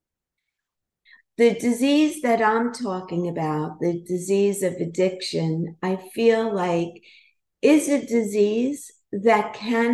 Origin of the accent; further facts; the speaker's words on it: New York City, New York, United States; I grew up in Brooklyn in a brownstone and with all family in the house.